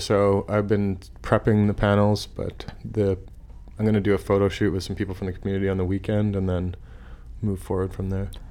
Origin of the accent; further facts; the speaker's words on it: Saskatchewan, Canada; moved away; I'm from Saskatchewan